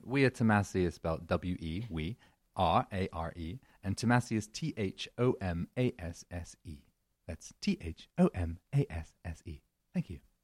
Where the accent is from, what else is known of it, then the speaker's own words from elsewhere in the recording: United Kingdom; moved away as an adult; also born or lived in London / New York; now in Los Angeles, United States; I'm British.